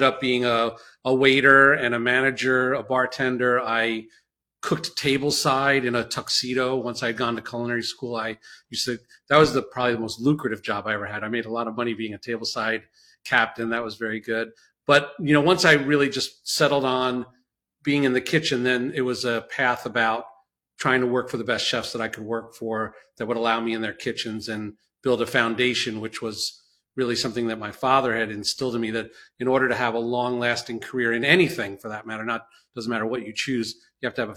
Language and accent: English; New York City, New York, United States; also born or lived in New Jersey; I was born in Brooklyn